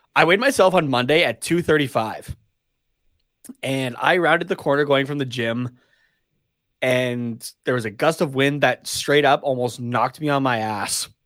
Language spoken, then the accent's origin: English; Canada; we're Canadian